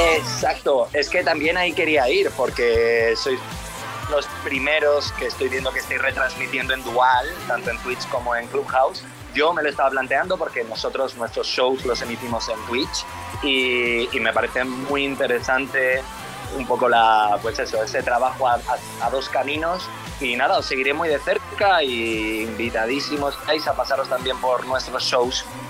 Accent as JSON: {"language": "Spanish", "country": "Spain", "said": "soy una persona española que lleva muchísimo tiempo en, radio, en, la radio fórmula en España"}